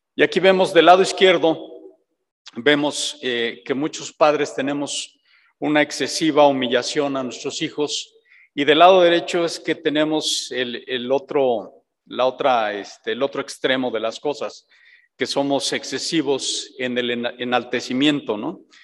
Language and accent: Spanish; Mexico